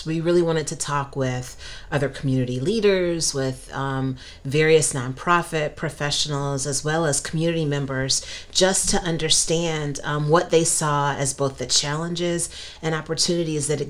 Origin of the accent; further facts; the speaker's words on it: Cleveland, Ohio, United States; now in Northeast Pennsylvania, United States; I grew up in Cleveland, and in Northeast Ohio